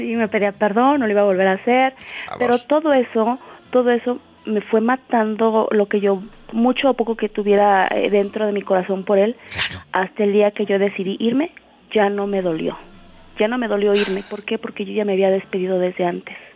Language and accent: Spanish; Guerrero, Mexico; Eh, del estado de Guerrero.